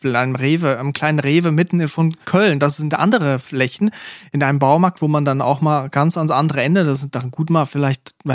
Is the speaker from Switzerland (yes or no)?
yes; Switzerland; da in der Region, wo ich herkomme, an der A1 in der Schweiz, wo jedes Dorf auch gleich ist